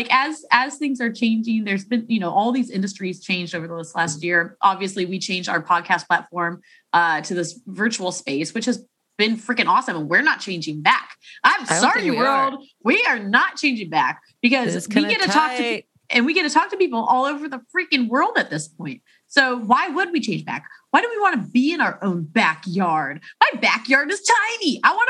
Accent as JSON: {"language": "English", "town": "Chicago", "region": "Illinois", "country": "United States", "accent": "Chicago", "said": "That's my Chicago accent."}